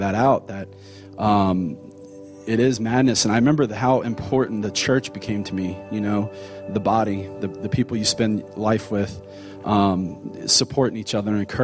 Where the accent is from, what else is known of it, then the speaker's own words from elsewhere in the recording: Cincinnati, Ohio, United States; moved away as an adult; also born or lived in Austin, Texas; now in Texas, United States; we're from Cincinnati